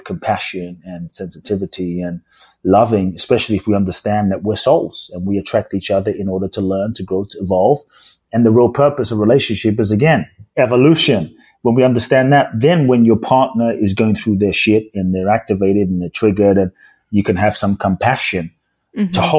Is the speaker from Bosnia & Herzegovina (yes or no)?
no; Ghana; now in United Kingdom; Like, I don't feel like I'm from Ghana, even though I'm from Ghana. I don't feel like I'm British, even though I live in the UK. I don't feel like I'm Japanese.